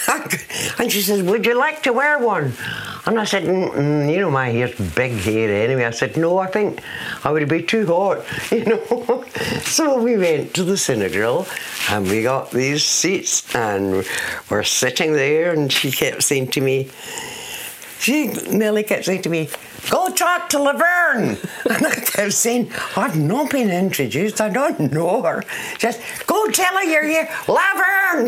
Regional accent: Scotland, United Kingdom; I'm a jazz singer from Scotland

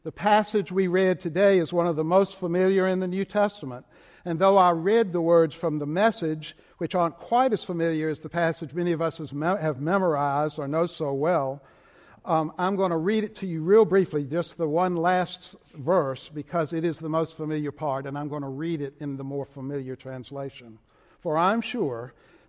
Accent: Richmond, Virginia, United States; accent: Southern Richmond; moved away; my Southern Richmond accent

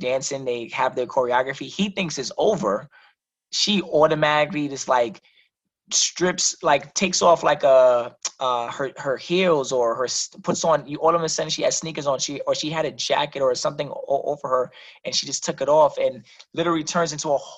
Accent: New York City, New York, United States; now in Connecticut, United States; my brother and I, we're originally from the South Bronx, born and raised

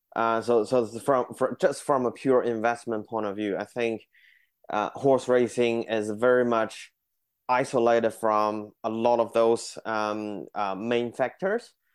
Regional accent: Beijing, China; moved away as an adult; also born or lived in New Zealand; now in Auckland, New Zealand; I grew up in Beijing

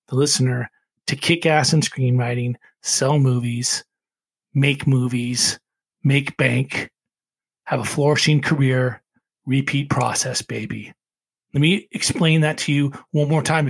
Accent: United States; I am an American and I am proud to be an American

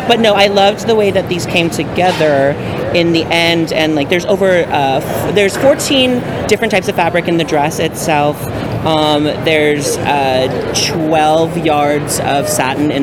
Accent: Kansas City, United States; I'm from Kansas City

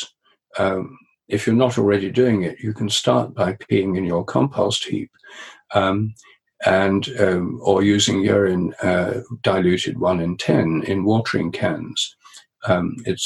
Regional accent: Newark, East Midlands, United Kingdom; the centre of Newark, where I grew up in Nottinghamshire

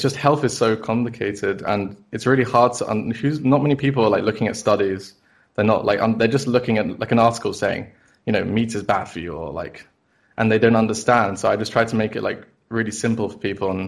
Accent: London, United Kingdom; I've been born and raised in London the whole time.

